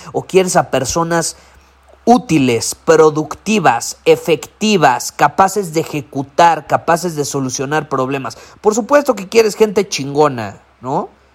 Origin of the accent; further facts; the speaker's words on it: Mexico; Soy más mexicano que el nopal